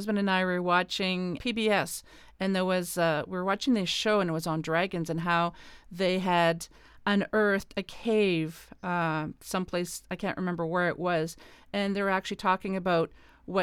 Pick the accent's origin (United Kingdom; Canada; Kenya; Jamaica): Canada; the Maritimes; now in Ontario, Canada; I'm a Maritimer from the East Coast, born and raised right by the ocean